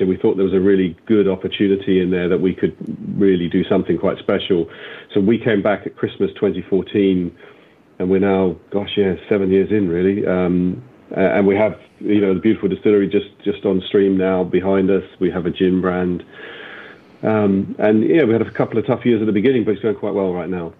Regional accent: England, United Kingdom; I grew up in England, we used to come to Ireland for all of our summers.

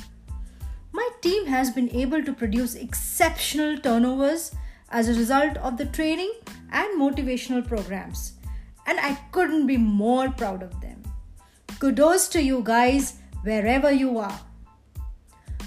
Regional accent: India; I am an Indian female entrepreneur

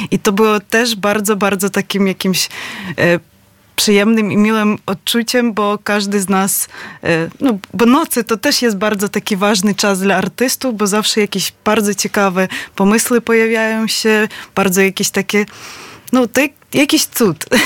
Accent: Lviv, Lviv Oblast, Ukraine; Polish is a second language; now in Poland; Z Lwowa.

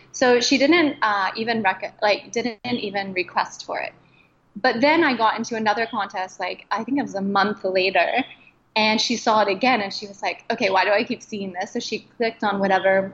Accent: Midwest, United States; growing up in the Midwest, you know, you've got a pretty monochromatic group of friends

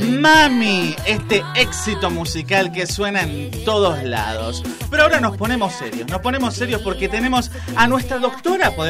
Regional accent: Argentina; a nosotros como argentinos

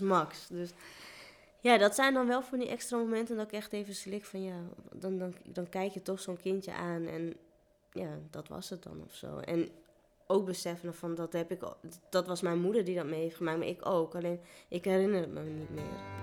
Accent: Netherlands; also born or lived in India; waar kom je vandaan? En dan zei ik Nederland

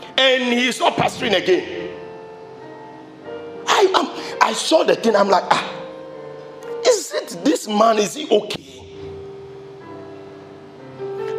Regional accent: Ashaiman, Greater Accra, Ghana; when we were growing up in Ashima

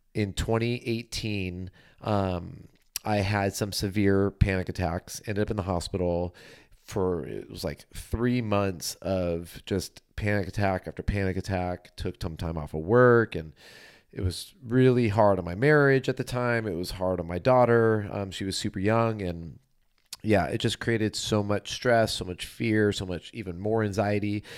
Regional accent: Southern California, United States; I'm from Southern California

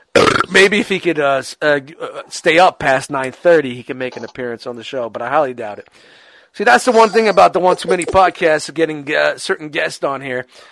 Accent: New York City, New York, United States; I grew up in Brooklyn

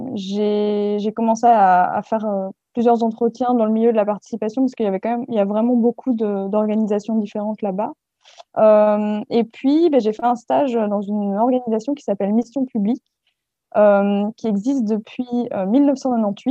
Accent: France; moved away as an adult; also born or lived in Belgium / Paris; je suis française à la base

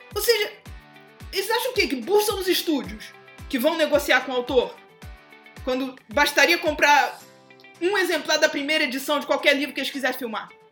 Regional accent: Brazil; Sou brasileira

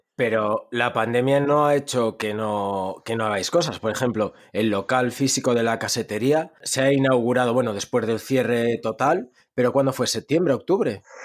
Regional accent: Ourense, Galicia, Spain; de donde soy, de Orense.

